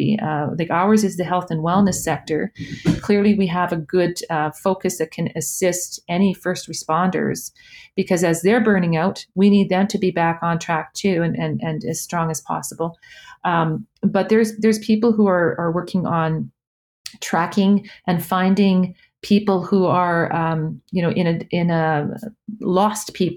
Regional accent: Edmonton, Alberta, Canada; I'm from Edmonton

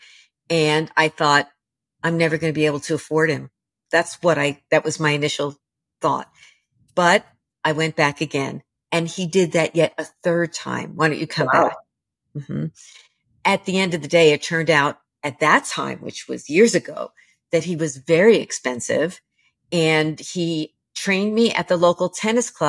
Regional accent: New York City, New York, United States; I was raised in the New York City housing projects

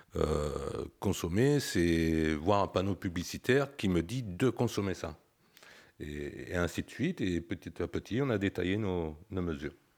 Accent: Saint-Barthélemy-d'Anjou, Pays de la Loire, France; je connais la valeur de la terre pour l'avoir travaillée étant jeune, parce que je suis originaire euh, d'Angers, bah, d'un petit village, Saint-Barthélemy d'Anjou

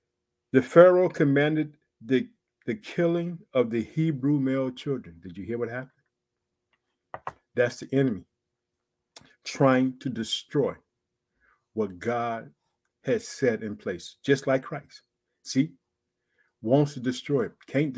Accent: Illinois, United States; born or raised there

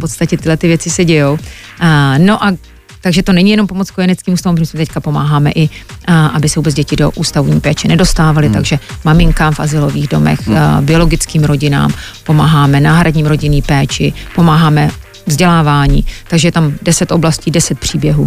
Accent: Czechia; moved away as an adult; also born or lived in New York, United States; jsem česká holka

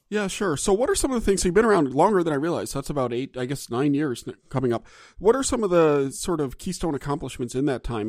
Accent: Gulf South, United States; I'm from the Gulf South

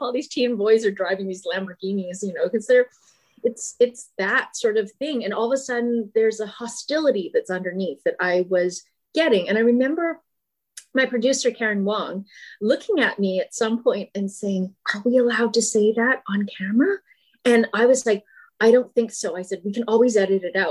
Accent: Brandon, Manitoba, Canada; I grew up in Brandon, Manitoba.

